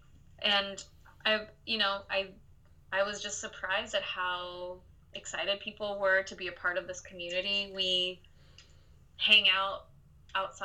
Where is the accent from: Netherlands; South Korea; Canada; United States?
South Korea; Gwangju; moved away; My mother is Korean, and I grew up in this town called Gwangju